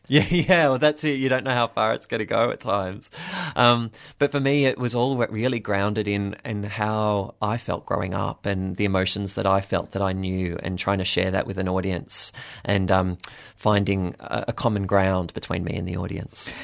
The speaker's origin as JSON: {"language": "English", "town": "Williamstown", "region": "Victoria", "country": "Australia", "tie": "born or raised there", "said": "I grew up in Williamstown, so that was my little bubble"}